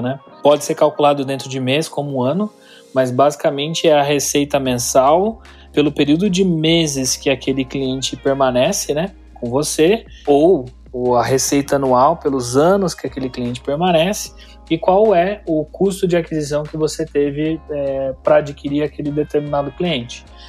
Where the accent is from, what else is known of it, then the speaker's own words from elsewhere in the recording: Campinas, São Paulo, Brazil; accent: caipira R (interior paulista); eu sou de São Paulo, tá? Campinas, então às vezes puxo o R um pouco